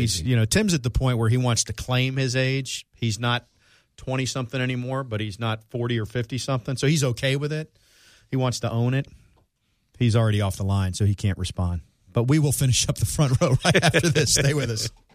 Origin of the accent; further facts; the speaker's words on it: Florida, United States; I'm from Florida